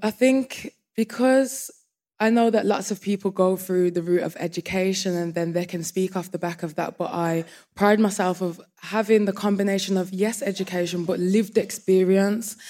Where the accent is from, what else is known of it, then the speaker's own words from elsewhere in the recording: Birmingham, West Midlands, United Kingdom; I'm from Birmingham